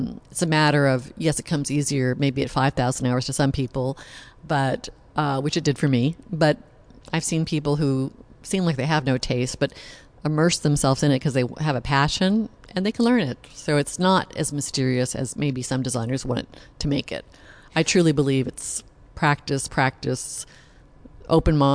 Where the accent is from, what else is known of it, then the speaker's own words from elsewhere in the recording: Malibu, California, United States; also born or lived in Los Angeles, United States; now in Santa Barbara, United States; I grew up in Malibu and on Point Doom